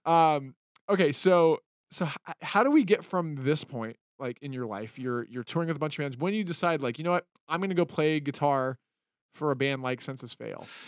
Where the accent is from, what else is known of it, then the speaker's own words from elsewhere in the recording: Utah, United States; moved away as an adult; also born or lived in California; now in Los Angeles, United States; I grew up in Utah as, like, a, um, I mean, I, I was born in California